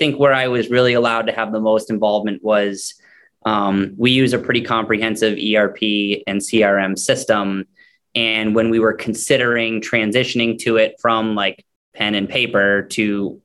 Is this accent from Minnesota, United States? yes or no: no; Maine, United States; moved away; I'm originally from Maine and I had moved back